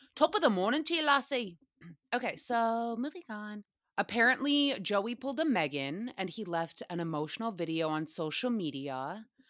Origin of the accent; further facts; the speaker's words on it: Rhode Island, United States; My hometown in Rhode Island